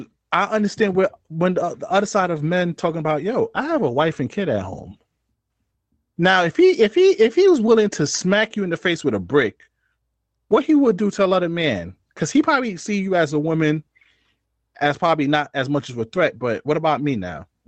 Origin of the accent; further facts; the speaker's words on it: New York City, New York, United States; I'm from New York City, and this is not justification, but we come from a place where they say, yo, don't get involved in stuff that don't belong to you type shit. That's what we always heard growing up